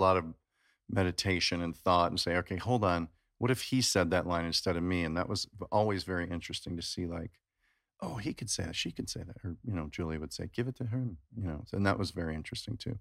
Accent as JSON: {"language": "English", "town": "Chicago", "region": "Illinois", "country": "United States", "tie": "born or raised there", "said": "I grew up in Chicago"}